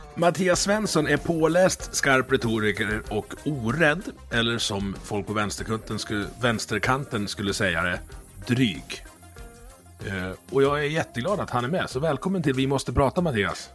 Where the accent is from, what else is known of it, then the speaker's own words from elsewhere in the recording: Dalarna County, Sweden; jag är ju från Dalarna